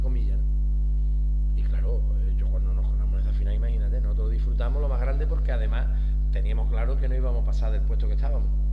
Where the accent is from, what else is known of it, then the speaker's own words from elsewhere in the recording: Huelva, Andalusia, Spain; soy de huerva